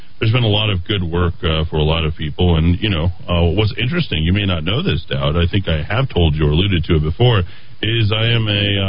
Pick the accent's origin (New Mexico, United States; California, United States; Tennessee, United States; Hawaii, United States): New Mexico, United States; Los Alamos; I grew up in Los Alamos